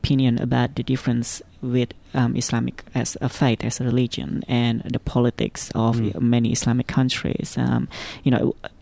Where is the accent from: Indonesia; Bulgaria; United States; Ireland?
Indonesia; now in Australia; I'm from Indonesia